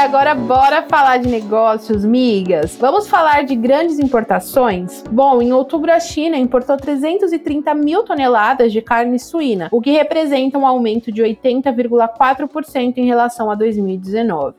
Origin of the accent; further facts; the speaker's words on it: Brazil; Eu sou muito do Brasil. Tenho zero vontade de morar fora